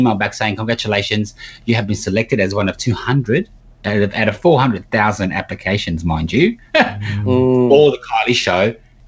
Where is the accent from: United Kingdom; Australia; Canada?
Australia; I said, look, I'm from Australia.